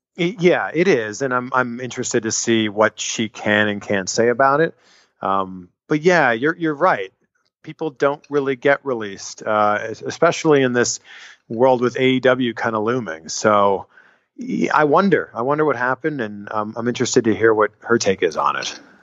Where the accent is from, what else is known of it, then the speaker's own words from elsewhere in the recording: Canada; I'm from Canada